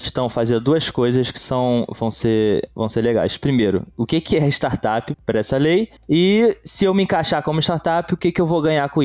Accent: São Caetano do Sul, São Paulo, Brazil; Eu sou São Caetanense, que também é paulista.

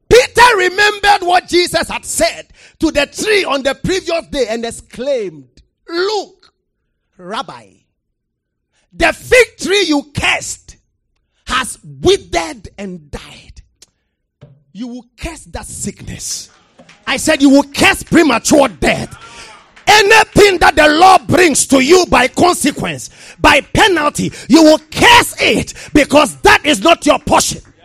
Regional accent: Ghana

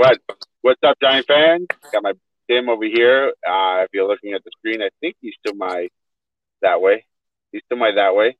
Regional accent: New York City, New York, United States; now in South Florida, United States; I'm from Queens, New York, born and raised, forever in my heart. I live in South Florida

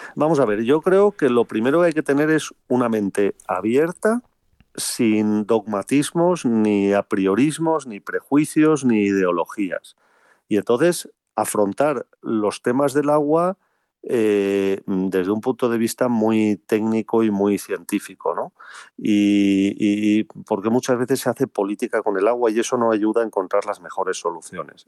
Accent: Spain; como españoles

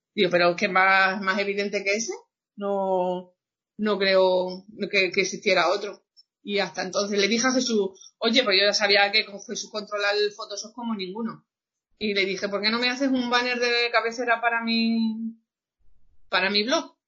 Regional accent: Cáceres, Extremadura, Spain; soy de Cáceres de Extremadura

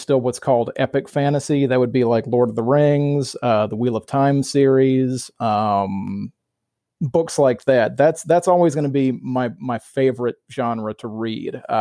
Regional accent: Mobile, Alabama, United States; moved away as an adult; also born or lived in Staten Island, New York; now in Pennsylvania, United States; I'm originally from Mobile, Alabama

